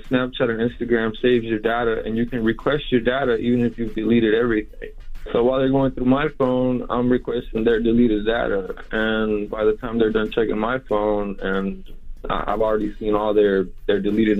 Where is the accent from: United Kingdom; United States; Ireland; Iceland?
United States; Houston, Texas; I'm from Houston.